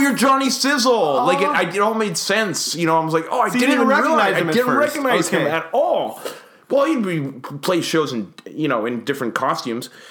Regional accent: Winnipeg, Manitoba, Canada; also born or lived in Windsor, Ontario; I was born in Winnipeg. I lived here most of my life, and I lived in Windsor, Ontario

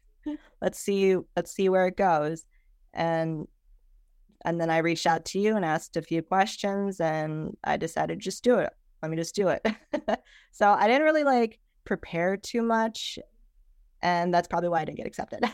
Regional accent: Chicago, Illinois, United States; I am from Chicago

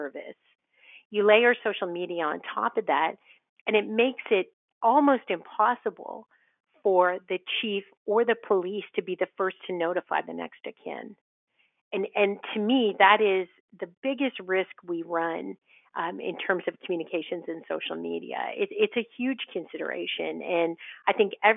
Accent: Ottawa, Ontario, Canada; I grew up in Ottawa, and I grew up on the volunteer end of Ottawa

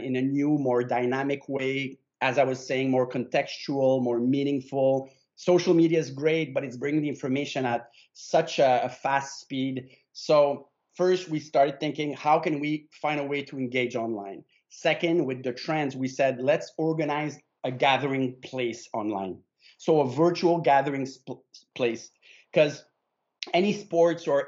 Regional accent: Canada; My family is Italian. I'm Canadian 100%

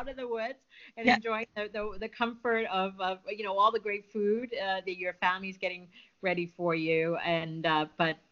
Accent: Midwest, United States; moved away; growing up in the Midwest

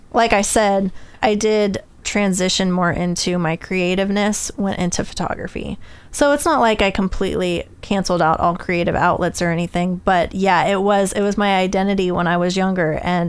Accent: Houston, Texas, United States; when I was transitioning from moving up here to go to college, because I moved up here from the Houston area.

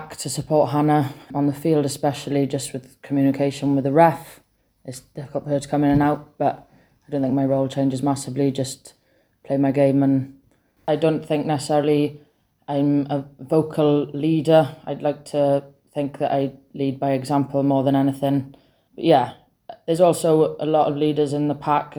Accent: Carmarthen, Wales, United Kingdom; We grew up playing together in Carmarthen Quins

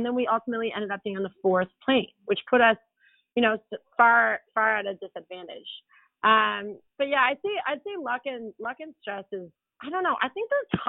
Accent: East Coast, Atlantic Canada, Canada; Marie and I grew up on the East Coast.

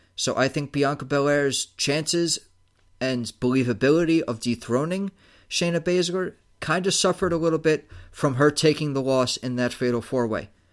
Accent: New York, United States; as a New Yorker

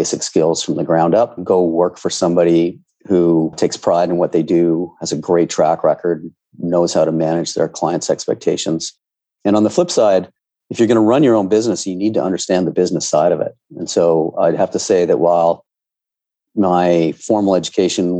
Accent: Ontario, Canada; I grew up in Ontario where we had grade 13.

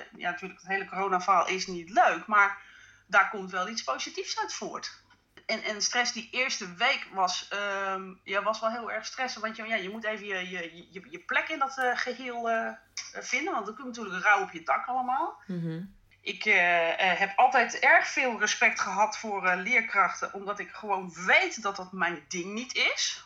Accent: Netherlands; wij als Nederlanders

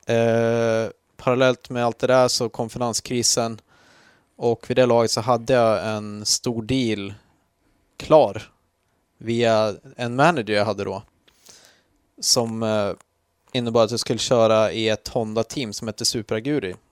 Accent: Jämtland, Sweden; Jag är uppvuxen i Jämtland

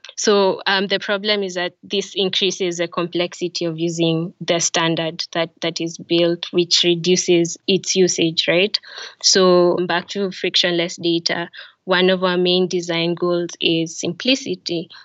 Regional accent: Kenya; now in Tallinn, Estonia; I am Kenyan and my family is currently based in Tallinn, Estonia.

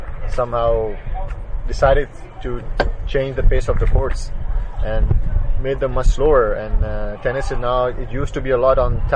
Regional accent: Lahore, Punjab, Pakistan; I'm from Lahore, and 80% of our courts in Lahore are grass courts. I grew up on grass courts as well

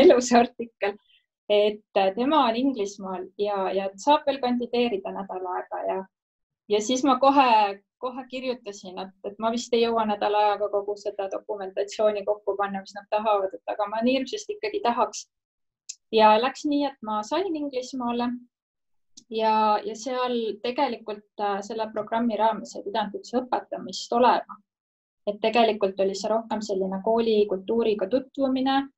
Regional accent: Estonia; ma olen ikkagi Ida-Euroopast

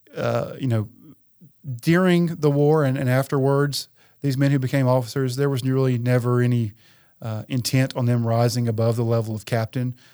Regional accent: Wharton, Tennessee, United States; moved away as an adult; I'm a local guy, so I'm from Wharton, actually, originally

